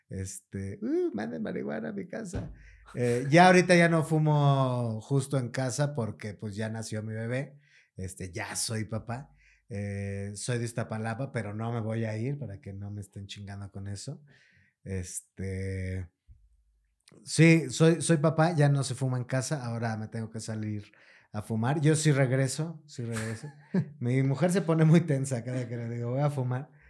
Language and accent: Spanish; Mexico City, Mexico